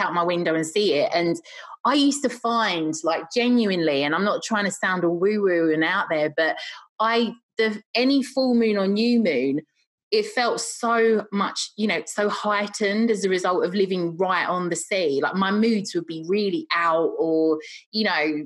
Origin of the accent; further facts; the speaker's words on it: London, United Kingdom; moved away; I'm originally from London